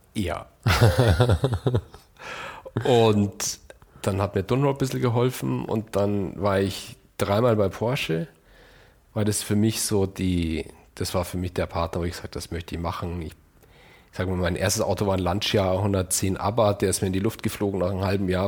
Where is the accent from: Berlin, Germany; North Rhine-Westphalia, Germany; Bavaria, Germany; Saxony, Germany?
Bavaria, Germany; Munich; als Münchner